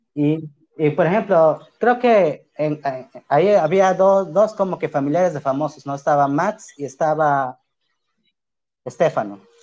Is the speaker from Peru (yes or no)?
yes; Pucallpa, Ucayali, Peru; Yo soy de Pucalpa.